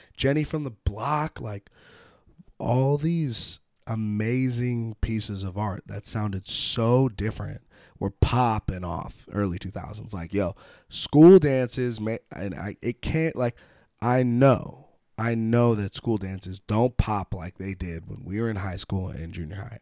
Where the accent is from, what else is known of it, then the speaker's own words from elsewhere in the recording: United States; being American